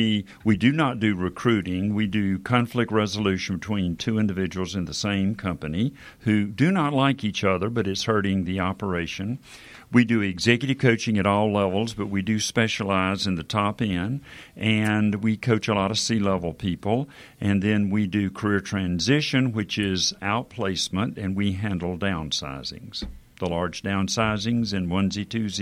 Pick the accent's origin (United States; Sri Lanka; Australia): United States; Bronx, New York; And I tell people I'm from the Bronx.